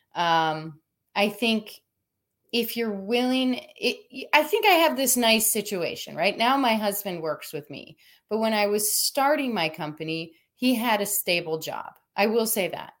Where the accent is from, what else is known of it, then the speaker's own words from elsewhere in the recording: Minnesota, United States; now in Southern California, United States; I'm from Minnesota